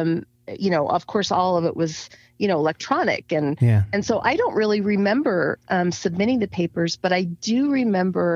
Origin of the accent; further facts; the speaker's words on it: Grand Junction, Colorado, United States; I grew up in Grand Junction, Colorado